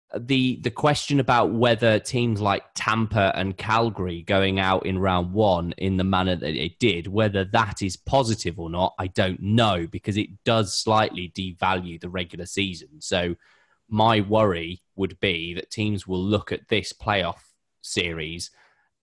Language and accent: English; United Kingdom; as a British fan